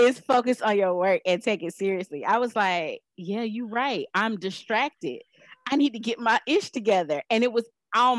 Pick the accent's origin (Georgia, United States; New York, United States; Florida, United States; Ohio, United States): Florida, United States; Miami; moved away as an adult; I was away from Miami